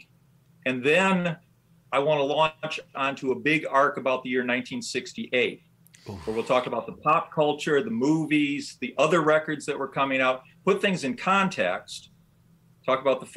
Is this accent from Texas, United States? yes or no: no; Michigan, United States; accent: Michigan